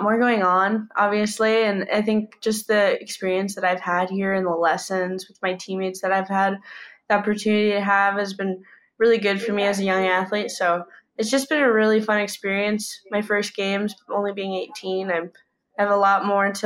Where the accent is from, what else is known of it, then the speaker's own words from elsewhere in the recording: United States; I'm from the United States